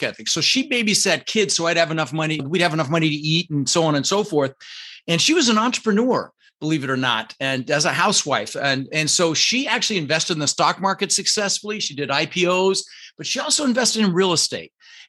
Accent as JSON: {"language": "English", "town": "Denver", "region": "Colorado", "country": "United States", "tie": "born or raised there", "also_born_or_lived": "Netherlands", "second_language": "English"}